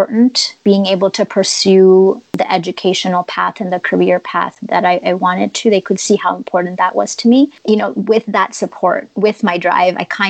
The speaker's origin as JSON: {"language": "English", "town": "Toronto", "region": "Ontario", "country": "Canada", "tie": "born or raised there", "also_born_or_lived": "Tajikistan / Tanzania / Portugal / United States", "moved": "as an adult", "said": "I was born and raised in Toronto, Canada"}